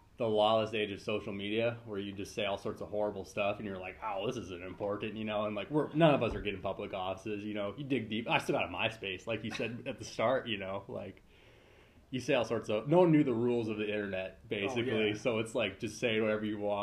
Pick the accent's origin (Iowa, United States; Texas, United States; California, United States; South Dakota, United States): South Dakota, United States; growing up in South Dakota, you know, it gets cold up here